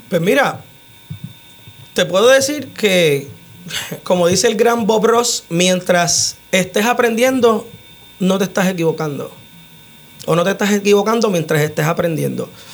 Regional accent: Utuado, Puerto Rico; moved away as an adult; also born or lived in United States; yo fui nacido y criado en Jesús María Lago.

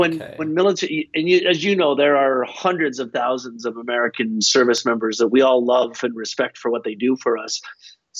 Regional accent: Halifax, Nova Scotia, Canada; I grew up in Atlantic Canada, in Halifax, Nova Scotia, in Canada

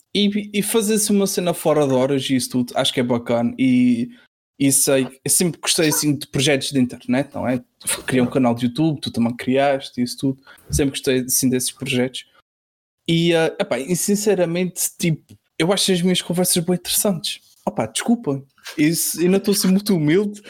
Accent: Azores, Portugal; eu uh, sou de Açores

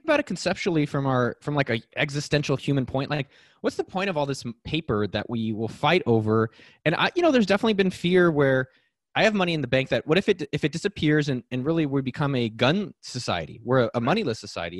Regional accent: Silicon Valley, California, United States; I was born in Silicon Valley

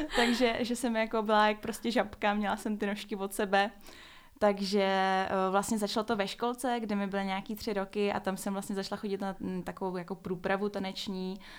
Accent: Prague, Czechia; jsem z Prahy

